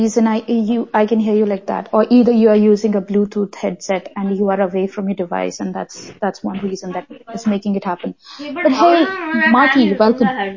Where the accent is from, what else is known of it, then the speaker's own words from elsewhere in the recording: Karnataka, India; I'm from Karnataka